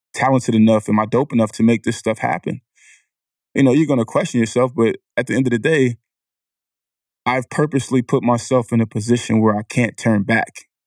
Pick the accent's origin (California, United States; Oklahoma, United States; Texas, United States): California, United States; Vallejo; I'm from the Country Club Crest in Vallejo, California.